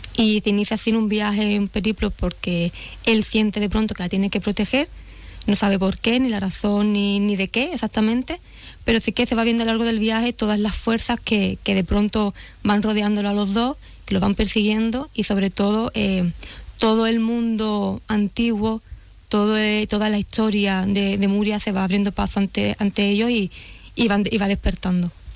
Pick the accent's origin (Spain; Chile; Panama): Spain; Nueva Jarilla, Andalusia; yo soy de Nueva Jarilla